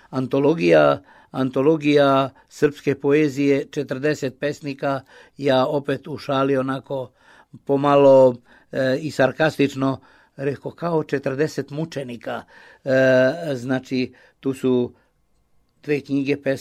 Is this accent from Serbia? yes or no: no; Timișoara, Timiș County, Romania; I ja dolazim iz Temišvara, iz nekog beskrajnog plavog kruga Miloša Crnjanskog, koji je najveći temišvarac među nama Srbima